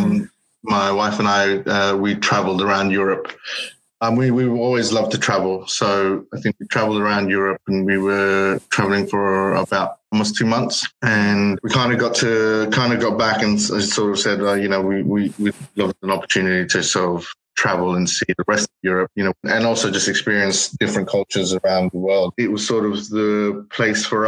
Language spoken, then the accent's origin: English; Sydney, New South Wales, Australia; first language English; moved away as an adult; also born or lived in Danao, Philippines; now in London, United Kingdom; I was born in the Philippines, in Danao, but I was raised in Sydney. And yeah, I was there for most of my life. Moved to London about 8 years ago